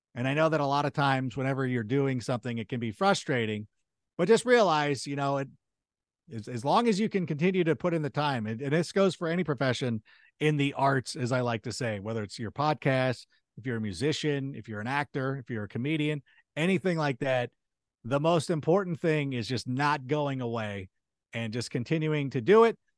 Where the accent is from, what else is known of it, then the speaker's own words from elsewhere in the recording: Southern California, United States; also born or lived in Chicago, Illinois; I was a local kid out here in Southern California, grew up out here